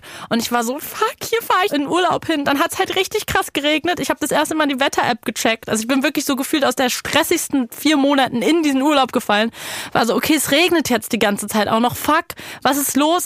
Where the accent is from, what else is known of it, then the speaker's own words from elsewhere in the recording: Berlin, Germany; Ich komme ja aus Berlin